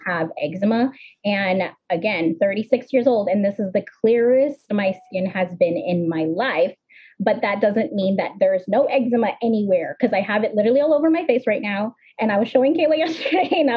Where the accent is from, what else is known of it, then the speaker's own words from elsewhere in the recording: Alaska, United States; moved away; also born or lived in Florida; I actually grew up in Alaska, guys. I grew up in Alaska